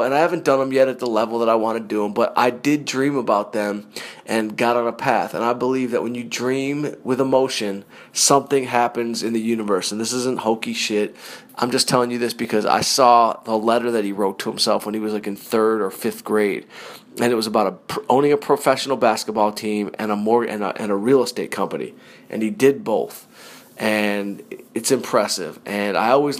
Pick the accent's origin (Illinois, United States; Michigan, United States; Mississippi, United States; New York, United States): Michigan, United States; Detroit; I'm from Detroit and my dad was blue collar and I grew up shoveling scrap metal in the summertime on a dump truck